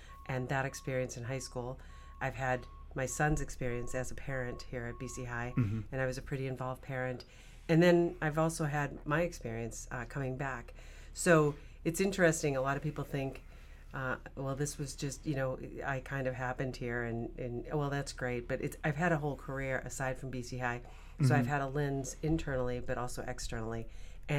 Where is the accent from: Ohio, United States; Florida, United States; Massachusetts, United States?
Massachusetts, United States; Weymouth; also born or lived in Savin Hill, Boston; We moved to South Weymouth when I was three